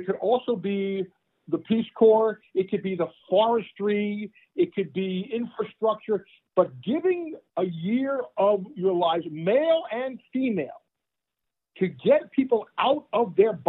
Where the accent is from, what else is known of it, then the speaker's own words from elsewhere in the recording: New Jersey, United States; moved away as an adult; also born or lived in Texas; I grew up in New Jersey and went to school in Texas.